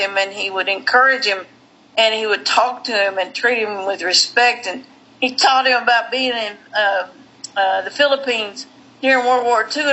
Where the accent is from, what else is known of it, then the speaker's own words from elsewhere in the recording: Western Kentucky, United States; also born or lived in New Orleans, Louisiana; we moved from New Orleans back to Western Kentucky when my son was 3